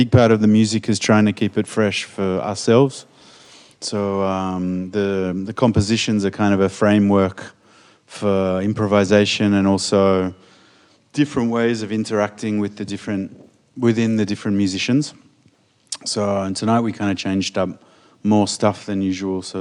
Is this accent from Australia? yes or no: yes; Australia; now in France; I'm a drummer from Australia, living in France, drummer percussionist.